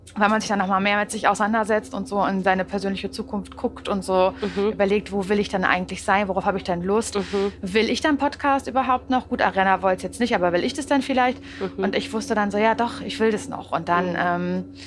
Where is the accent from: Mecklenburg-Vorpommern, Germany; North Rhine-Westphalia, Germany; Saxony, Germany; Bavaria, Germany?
Mecklenburg-Vorpommern, Germany; Parchim; moved away as an adult; now in Berlin, Germany; Ich komme ja aus Parchim.